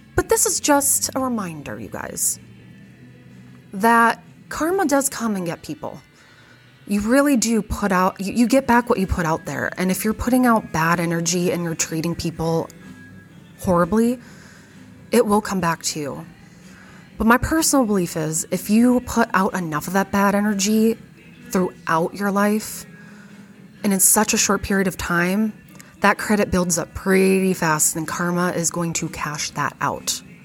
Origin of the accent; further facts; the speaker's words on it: Fargo, North Dakota, United States; I was born in 1989 and I grew up in Fargo